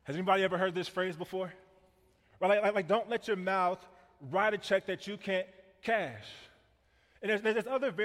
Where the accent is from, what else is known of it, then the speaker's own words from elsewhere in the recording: Kansas City, United States; I grew up in Kansas City, and I grew up in this neighborhood